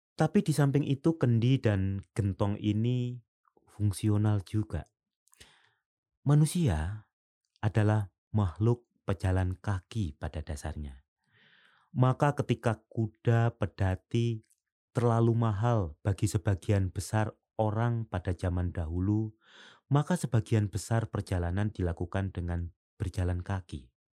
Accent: Semboro, East Java, Indonesia; moved away; waktu kecil saya masih menjumpai ini di dusun saya di pelosok Jawa bagian timur sana

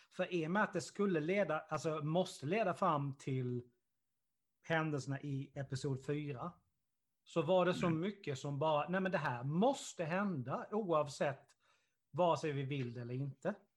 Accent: Karlshamn, Blekinge, Sweden; den lilla stan där jag kommer ifrån

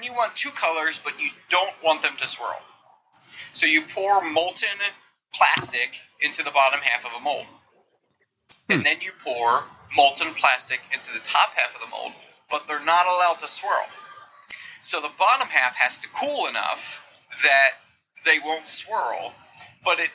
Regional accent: New Jersey, United States; moved away as an adult; now in California, United States; I grew up in glorious New Jersey

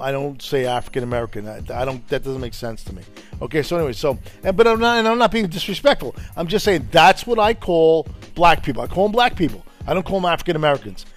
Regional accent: Italy; now in United States; I was born in Italy myself

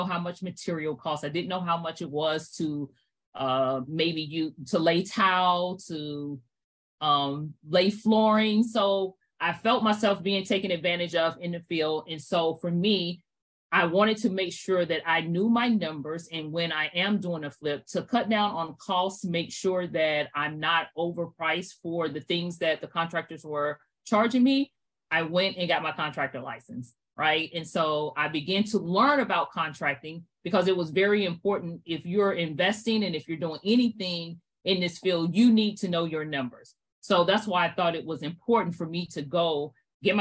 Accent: Fort Mill, South Carolina, United States; moved away as an adult; also born or lived in Brooklyn, New York; I was born in Brooklyn, New York. After two short Brooklyn, my mom was in South Carolina. So I grew up in Fort Mill, South Carolina

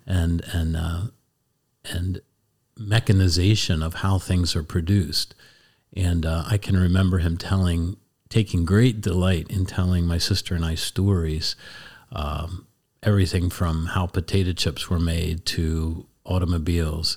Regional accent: Columbia, Pennsylvania, United States; I grew up in Columbia, Pennsylvania, Lancaster County

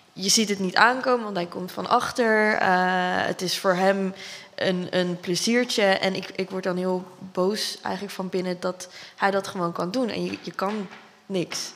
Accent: Dordrecht, South Holland, Netherlands; moved away as an adult; Ik ben ook opgegroeid in Dordrecht. Ik heb hier tot mijn twintigste gewoond

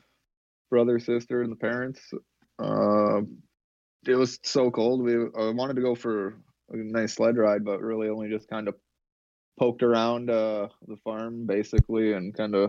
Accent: Watson, Saskatchewan, Canada; In my hometown, it was minus 40 in Watson.

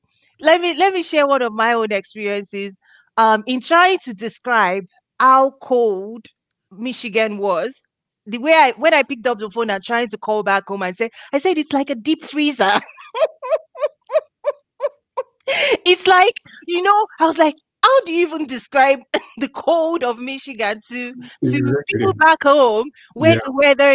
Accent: Nigeria; now in United States; I'm originally from Nigeria

